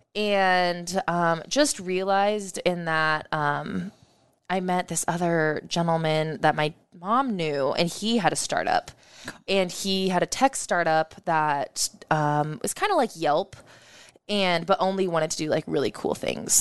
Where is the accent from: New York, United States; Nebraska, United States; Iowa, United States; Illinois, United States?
Nebraska, United States; Omaha; I grew up in West Omaha